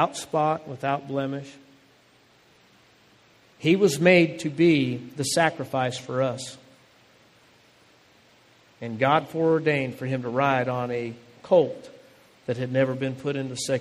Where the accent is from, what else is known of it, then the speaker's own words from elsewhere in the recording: Phoenix, Arizona, United States; my home that I grew up in Phoenix, Arizona